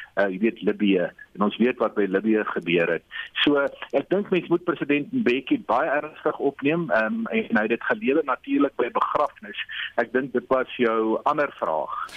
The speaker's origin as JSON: {"language": "Afrikaans", "country": "South Africa"}